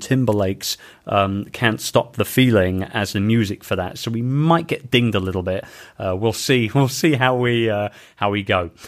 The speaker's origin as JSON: {"language": "English", "region": "London", "country": "United Kingdom", "tie": "born or raised there", "moved": "yes", "said": "in my home town of London in the U K"}